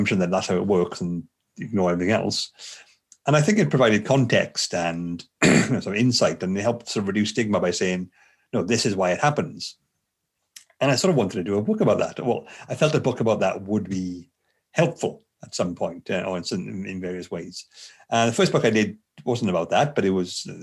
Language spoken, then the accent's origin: English; Bridgend, Wales, United Kingdom; I'm from Bridgend, the South Wales area